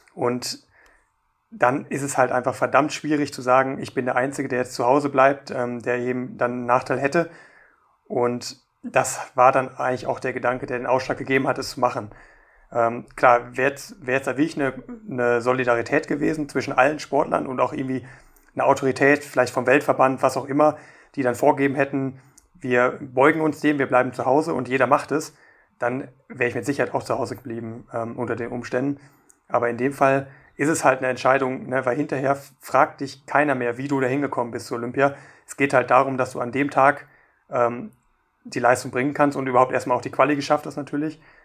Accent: Germany; bei uns in Deutschland

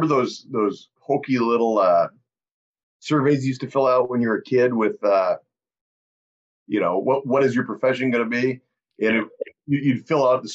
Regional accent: Reedsburg, Wisconsin, United States; moved away as an adult; also born or lived in Platteville, Wisconsin; now in South Dakota, United States; I grew up in Reedsburg, Wisconsin, small town in South Central Wisconsin

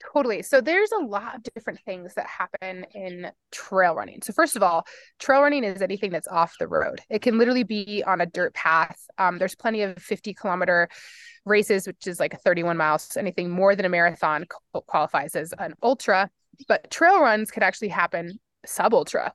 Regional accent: Fort Collins, Colorado, United States; now in Boulder, United States; I grew up in Fort Collins, Colorado

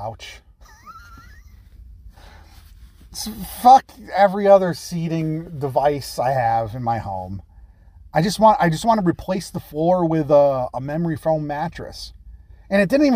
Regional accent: United States; We're Americans

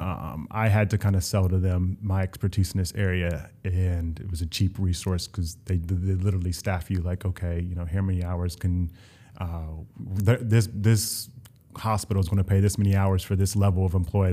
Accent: Columbus, Ohio, United States; moved away as an adult; also born or lived in Ithaca, New York / Miami, Florida; now in New York, United States; I'm, I'm originally from Columbus, Ohio

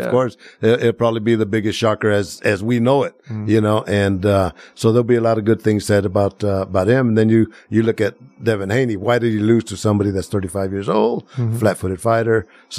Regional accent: Planada, California, United States; I make it known that I'm from the San Joaquin Valley. I know. Planada.

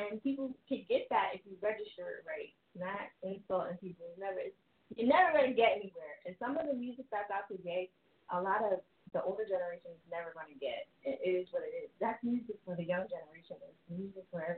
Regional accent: New Jersey, United States; now in Philadelphia, United States; I'm from Jersey, and I live in Philly

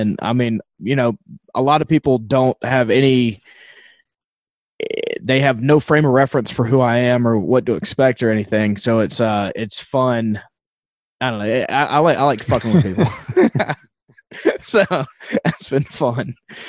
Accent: St. Louis, Missouri, United States; I'm from Missouri, like St. Louis. I love the Cardinals.

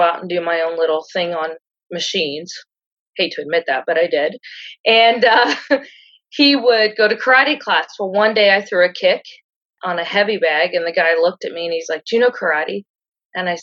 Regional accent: Greenwich, Ohio, United States; now in Shelby, United States; I grew up in Greenwich, Ohio, which is a little bitty town.

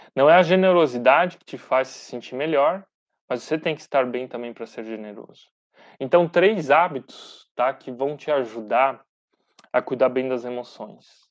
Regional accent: Brazil; nós, como brasileiros

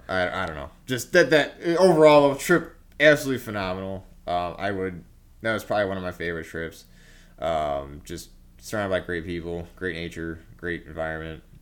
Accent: Indiana, United States; I'm from Indiana

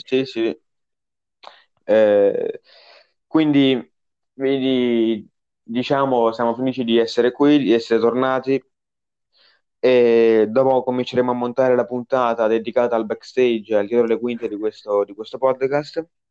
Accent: Naples, Campania, Italy; io so di Napoli

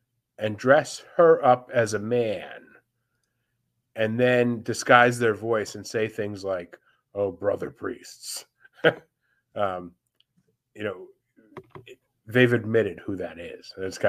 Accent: New York, United States; I know you may find this hard to believe, but I'm a New Yorker.

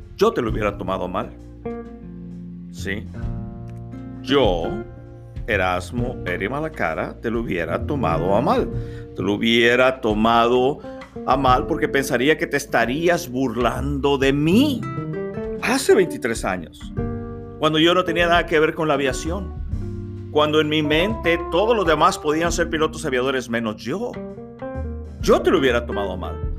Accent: Mexico; moved away as an adult; also born or lived in Arkansas, United States / Monterrey, Mexico; mi país, México

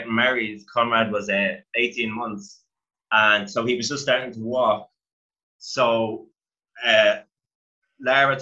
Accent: Dublin, Leinster, Ireland; I grew up in Artane

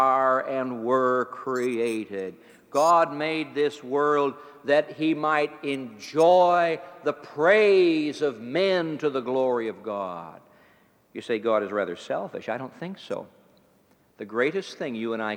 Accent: East Chicago, Indiana, United States; moved away; I grew up in East Chicago, Indiana

